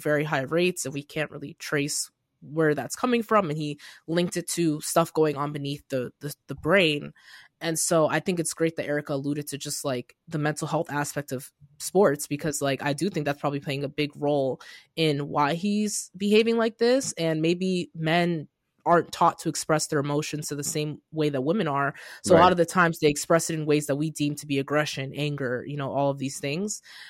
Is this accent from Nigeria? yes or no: yes; Nigeria; English is a second language; I'm like, I'm Nigerian. I should remember his name